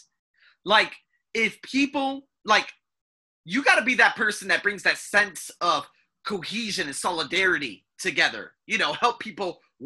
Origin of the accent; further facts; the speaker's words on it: United States; moved away; I'm American